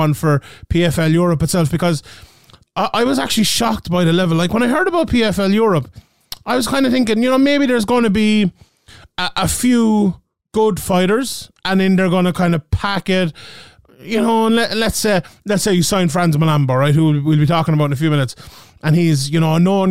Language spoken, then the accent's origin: English; Ireland; my home country of Ireland